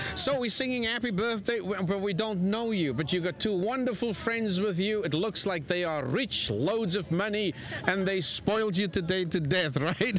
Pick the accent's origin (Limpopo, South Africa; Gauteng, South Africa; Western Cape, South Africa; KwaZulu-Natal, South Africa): Western Cape, South Africa; Cape Town; moved away; I was born in Cape Town, South Africa